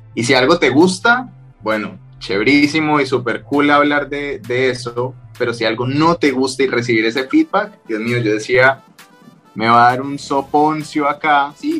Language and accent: Spanish; Cali, Valle del Cauca, Colombia; moved away as an adult; also born or lived in Bogotá, Colombia; yo soy de Cali, en, Colombia, que es la capital de la salsa